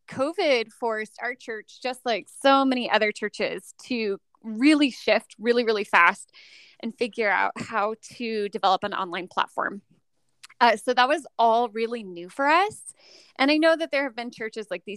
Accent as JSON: {"language": "English", "area": "Orange County", "region": "Southern California", "country": "United States", "tie": "born or raised there", "also_born_or_lived": "western United States", "moved": "as an adult", "lives_now": "Northern Nevada, United States", "said": "I'm from Southern California originally. I grew up in Orange County, LA area"}